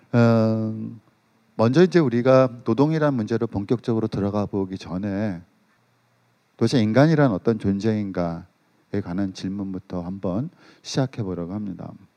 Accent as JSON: {"language": "Korean", "country": "South Korea"}